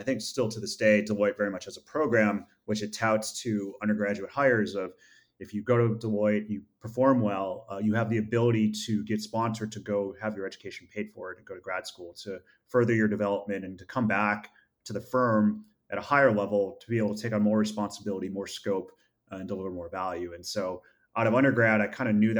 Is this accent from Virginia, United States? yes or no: no; Rochester, New York, United States; moved away as an adult; from Rochester, New York. That's where I grew up, was born and raised